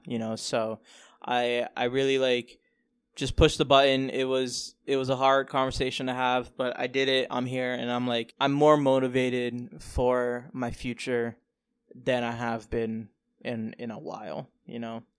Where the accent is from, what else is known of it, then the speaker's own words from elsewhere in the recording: Florida, United States; moved away as an adult; also born or lived in New York; now in New York City, United States; born in New York. I lived here for a couple years. Uh, my family moved down to Florida in two thousand, two thousand and two